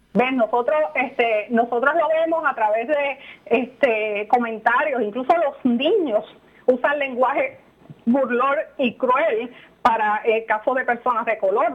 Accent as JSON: {"language": "Spanish", "country": "Puerto Rico"}